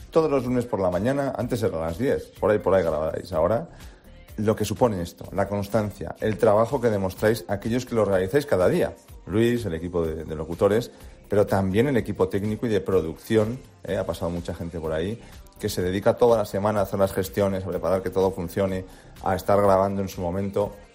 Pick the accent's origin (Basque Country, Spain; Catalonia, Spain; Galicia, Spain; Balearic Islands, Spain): Basque Country, Spain; Sorionac, como decimos por mi tierra